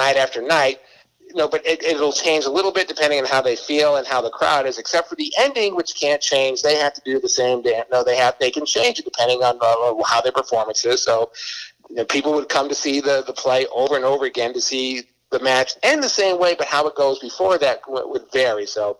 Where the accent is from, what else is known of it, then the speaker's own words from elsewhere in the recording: Boston, Massachusetts, United States; And I'm from Boston, and we went to school in Connecticut.